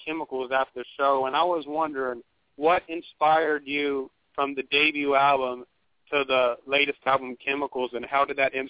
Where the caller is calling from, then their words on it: Belton, Texas, United States; I'm calling from Belton, Texas.